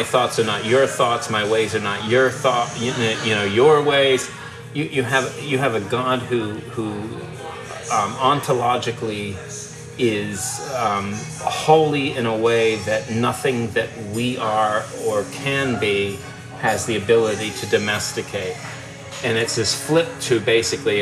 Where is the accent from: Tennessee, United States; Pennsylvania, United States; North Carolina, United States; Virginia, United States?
Virginia, United States; Richmond; where I grew up in Richmond, Virginia